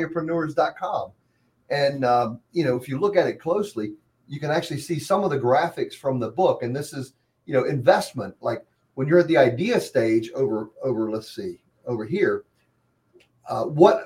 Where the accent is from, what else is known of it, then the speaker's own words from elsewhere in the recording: Hampton, Virginia, United States; when I grew up in Hampton